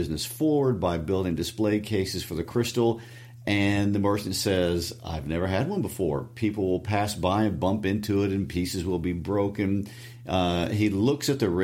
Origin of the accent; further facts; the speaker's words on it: Midwest, United States; accent: Midwestern twang; my Midwestern twang